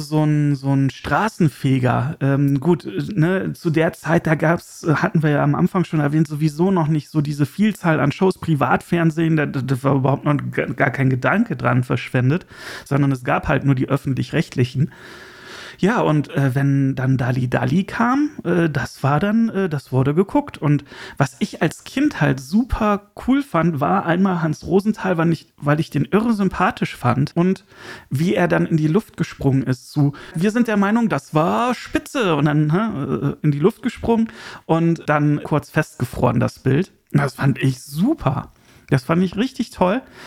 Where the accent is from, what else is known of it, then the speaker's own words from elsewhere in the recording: Germany; als Deutscher